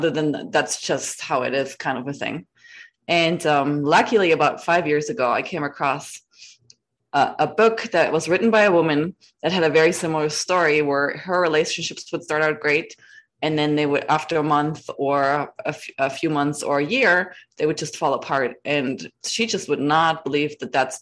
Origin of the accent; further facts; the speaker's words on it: Germany; moved away as an adult; now in United States; I'm from Germany